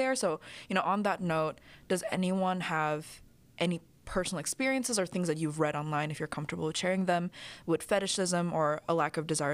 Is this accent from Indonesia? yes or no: yes; Indonesia; I grew up in Indonesia.